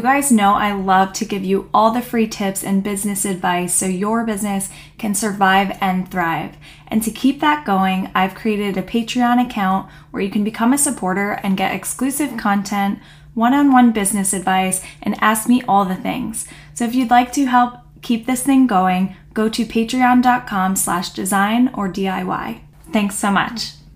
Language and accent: English; New York, United States; now in Connecticut, United States; I was from New York and I actually went to Mystic a few times before deciding to move